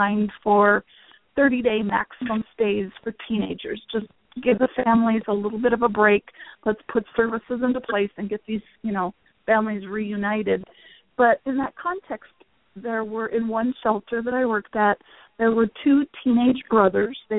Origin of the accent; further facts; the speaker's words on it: North Dakota, United States; moved away as an adult; also born or lived in Minnesota; now in Washington, United States; I was born and raised in North Dakota